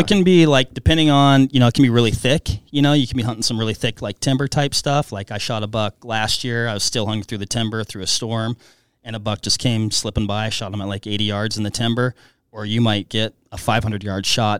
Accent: east of Seattle, Western Washington, United States; now in Wisconsin, United States; So I grew up in Western Washington, so east of Seattle a little bit.

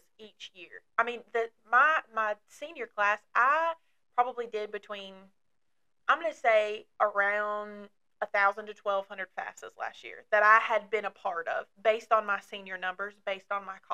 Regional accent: Dry Ridge, Kentucky, United States; accent: Southern; now in Somerset, United States; I grew up in Dry Ridge, Kentucky, which is northern Kentucky

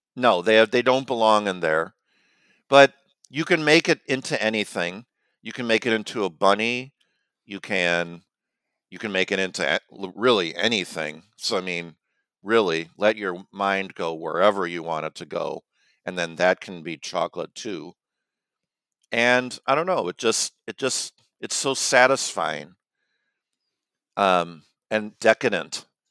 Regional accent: Chicago, Illinois, United States; now in North Carolina, United States; growing up in Chicago

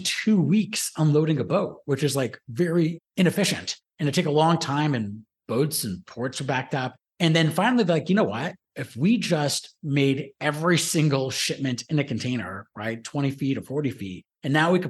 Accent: Toronto, Ontario, Canada; I was born and raised in Toronto.

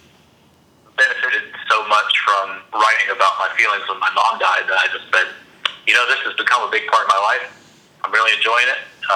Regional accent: Alabama, United States; I'm from Alabama

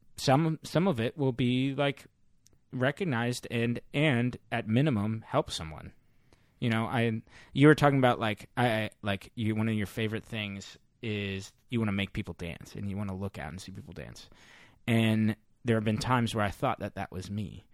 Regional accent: St. Louis, Missouri, United States; now in San Francisco, United States; back home in Missouri in my hometown

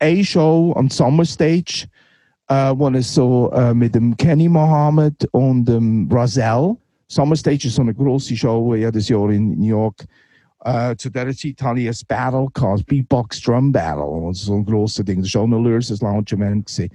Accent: Neuendorf, Solothurn, Switzerland; moved away as an adult; also born or lived in Muri bei Bern / Boston / Brooklyn; ich bin Muri bei Bern geboren, aber äh, im Gäu, Neuendorf, äh, im Gäu aufgewachsen

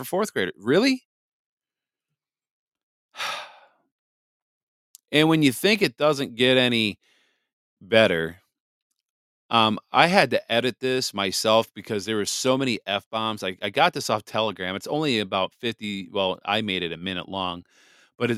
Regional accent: Wisconsin, United States; Wisconsin. My home state

